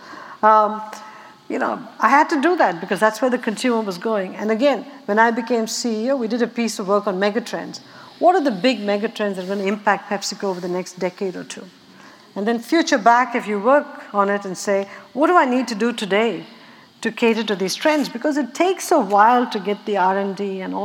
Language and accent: English; Chennai, Tamil Nadu, India; moved away; I grew up water distressed in Madras.